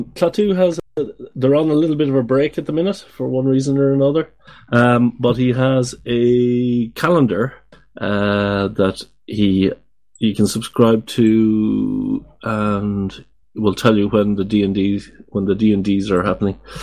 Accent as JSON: {"language": "English", "country": "Ireland", "moved": "yes", "lives_now": "Netherlands", "said": "I live in the Netherlands. I'm from Ireland."}